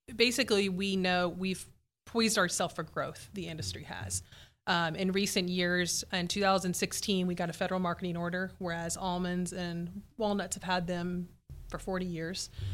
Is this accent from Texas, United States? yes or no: yes; Houston, Texas, United States; also born or lived in College Station, Texas; I was raised in Houston